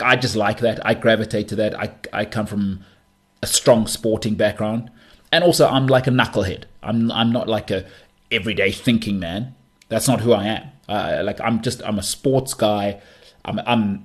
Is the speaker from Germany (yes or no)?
no; South Africa; I'm a South African